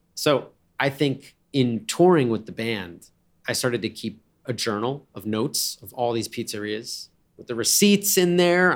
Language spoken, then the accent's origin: English; Cranford, New Jersey, United States; we'd go past a place called Calabria Pizza in Cranford, New Jersey, where I grew up